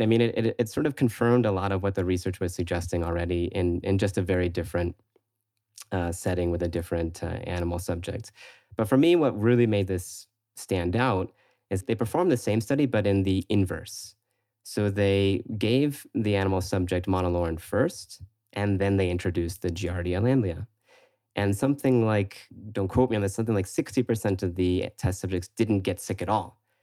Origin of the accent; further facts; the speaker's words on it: Florida, United States; moved away as an adult; also born or lived in San Francisco; I'm originally from Florida